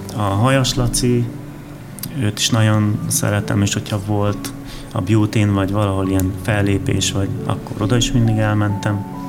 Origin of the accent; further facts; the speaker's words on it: Odorheiu Secuiesc, Harghita County, Romania; now in Hungary; én Erdélyből származom